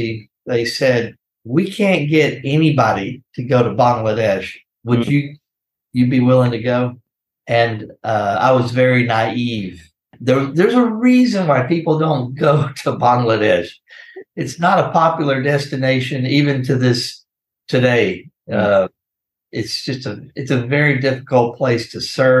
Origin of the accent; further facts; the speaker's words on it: Corpus Christi, Texas, United States; I'm from South Texas, Corpus Christi is where I was born, raised